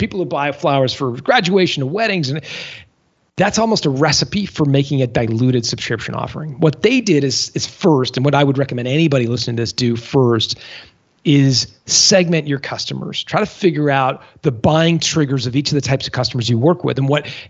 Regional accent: Canada; as a Canadian, I'm used to the cold

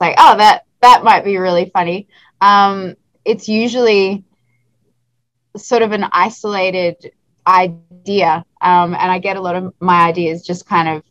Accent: Australia; moved away as an adult; now in Los Angeles, United States; I'm originally from Australia, and now I live in Los Angeles.

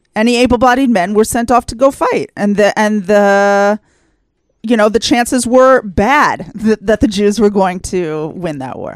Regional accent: United States; moved away as an adult; now in Israel; I grew up in the United States

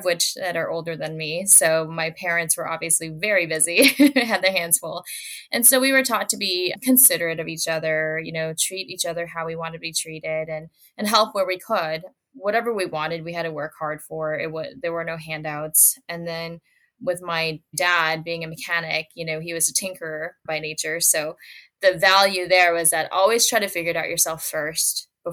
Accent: Minneapolis–Saint Paul, Minnesota, United States; I grew up in the Twin Cities in Minnesota

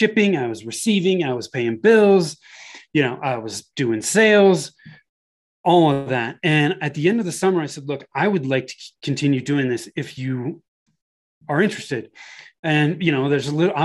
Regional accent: Bay Area, Northern California, United States; moved away as an adult; now in Denver, United States; I was born and raised in Northern California in the Bay Area.

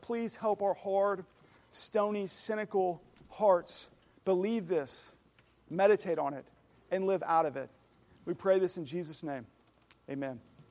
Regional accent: Oklahoma, United States; I know a thing or two about cattle, 'cause I'm from Oklahoma

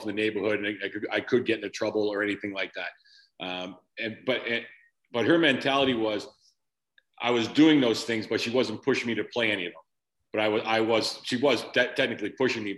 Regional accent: Framingham, Massachusetts, United States; I grew up in a town about 25 minutes west, Framingham, Massachusetts

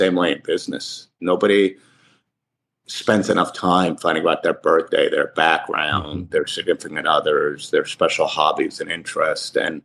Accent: Livingston, New Jersey, United States; I grew up in Livingston, New Jersey

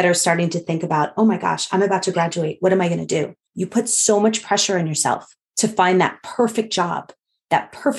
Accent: New York City, New York, United States; I'm a New Yorker

